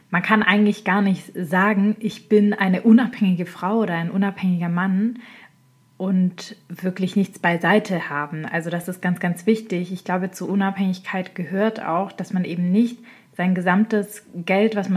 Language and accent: German; Baden-Württemberg, Germany; Ich komme ja selber aus dem Schwabenländle und ich bin da aufgewachsen.